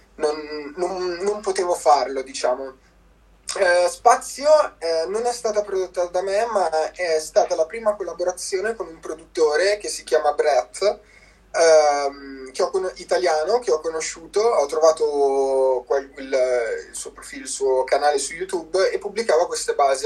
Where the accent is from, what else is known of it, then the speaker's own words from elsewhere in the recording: province of Como, Lombardy, Italy; vengo dalla provincia di Como